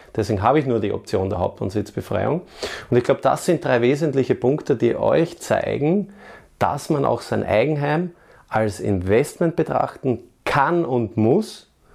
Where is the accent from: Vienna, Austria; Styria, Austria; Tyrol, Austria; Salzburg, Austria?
Vienna, Austria; meine Heimatstadt Wien